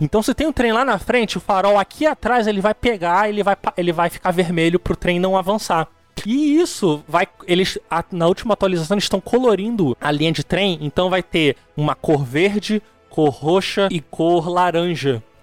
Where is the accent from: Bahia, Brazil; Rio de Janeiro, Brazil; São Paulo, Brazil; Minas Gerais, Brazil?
Rio de Janeiro, Brazil; also born or lived in ABC Paulista; eu sou do Rio